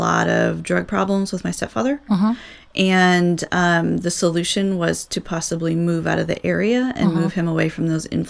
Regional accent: Southern California, United States; also born or lived in Virginia / Ohio / Youngstown, Ohio; now in Indiana, United States; I'm actually not originally from Ohio. Okay. I was born in Southern California. Oh, I spent the majority of my childhood, adolescence in California.

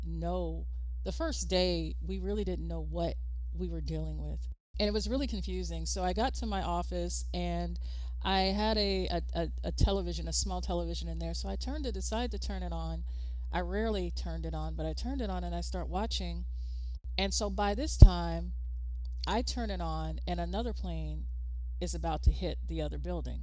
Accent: United States; as an American

